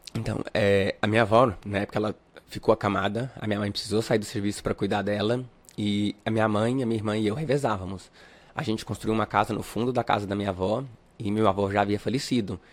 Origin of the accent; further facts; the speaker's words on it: Catalão, Goiás, Brazil; moved away as an adult; also born or lived in Uberlândia, Minas Gerais; now in Palmas, Brazil; eu sou natural, natural de Uberlândia, eu sou mineiro, só que com um ano e três meses eu me mudei pra Goiás, a minha família voltou pra Goiás, então eu me considero um goiano